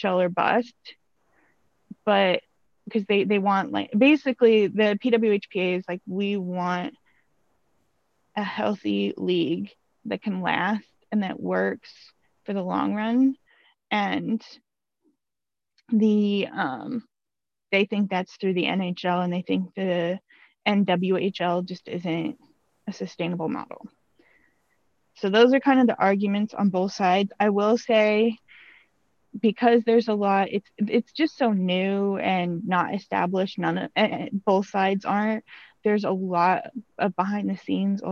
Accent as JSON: {"language": "English", "country": "United States", "said": "as an American"}